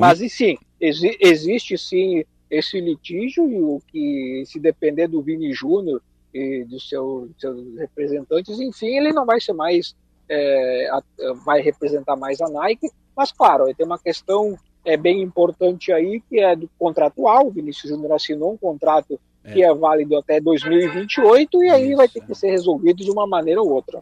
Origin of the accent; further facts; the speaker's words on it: Rio Grande do Sul, Brazil; eu como gaúcho